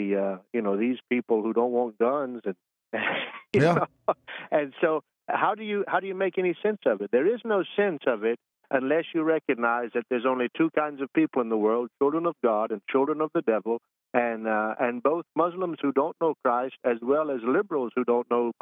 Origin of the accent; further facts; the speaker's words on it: Charlotte, North Carolina, United States; I'm born and raised in North Carolina, born in Charlotte, Presbyterian Hospital back in 1974